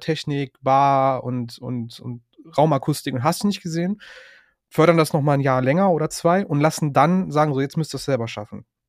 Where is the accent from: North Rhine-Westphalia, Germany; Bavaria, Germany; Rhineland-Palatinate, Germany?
North Rhine-Westphalia, Germany; Cologne region and Ruhr area; wir kommen ja alle aus dem Westen Deutschlands, alles in der Region Köln und Ruhrpott